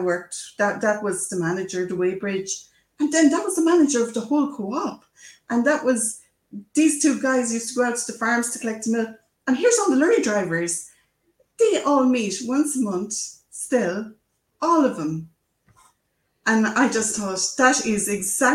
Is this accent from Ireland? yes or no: yes; Ireland; I'm an Irish person, so we love telling stories